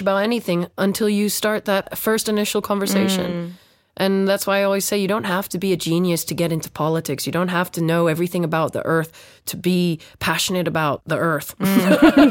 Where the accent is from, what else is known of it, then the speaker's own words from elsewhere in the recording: Phuket, Thailand; now in London, United Kingdom; I grew up in Phuket